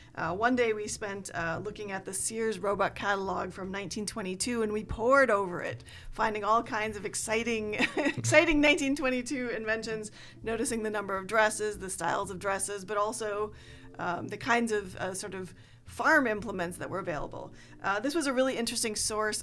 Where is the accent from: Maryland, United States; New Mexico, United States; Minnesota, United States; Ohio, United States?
Minnesota, United States; moved away as an adult; also born or lived in New York City / Chicago; now in Pacific Northwest, United States; I grew up in Minnesota, and I went to college in New York City, and then went to Chicago for graduate school.